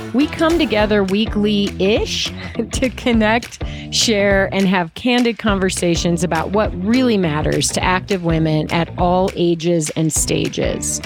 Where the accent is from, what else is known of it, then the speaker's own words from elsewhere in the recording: Midwest, United States; I'm from the Midwest.